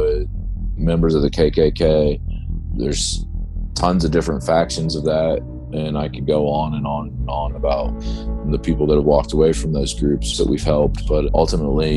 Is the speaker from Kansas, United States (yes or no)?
no; Ohio, United States; my home state of Ohio